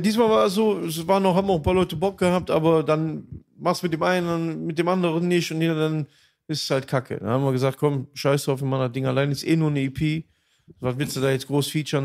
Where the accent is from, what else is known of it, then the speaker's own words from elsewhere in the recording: Aachen, North Rhine-Westphalia, Germany; also born or lived in Düsseldorf; Dann bin ich wieder zurück in meine Heimat, wieder Aachen